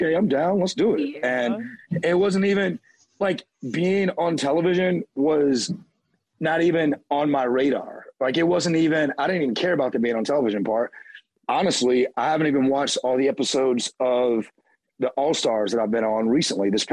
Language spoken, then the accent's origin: English; North Carolina, United States; also born or lived in the South; now in Los Angeles, United States; I am from North Carolina. I'm a Tar Heel through and through